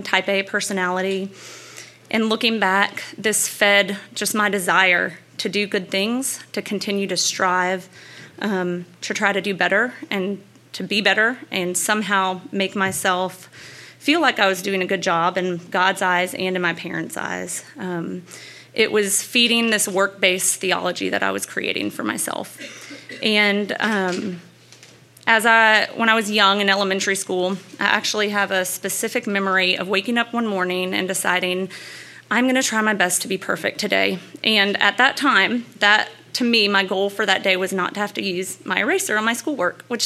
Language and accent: English; Louisiana, United States; I grew up in Louisiana